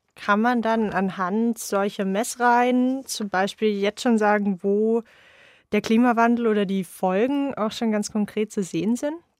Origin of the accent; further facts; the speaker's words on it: Unterallgäu, Bavaria, Germany; Also ich komme ursprünglich aus dem Unterallgäu, aus einem 700 Einwohner Dorf.